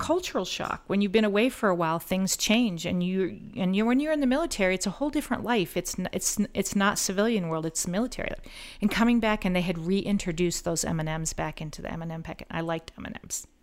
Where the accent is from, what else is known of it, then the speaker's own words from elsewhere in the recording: Collier County, Florida, United States; also born or lived in Missouri / Groton, Connecticut; when I went back to my hometown, I got hired in the Collier County Sheriff's Office